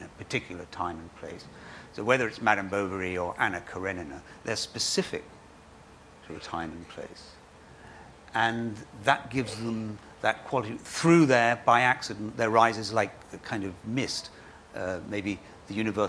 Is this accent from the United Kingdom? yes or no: yes; England, United Kingdom; I am an English novelist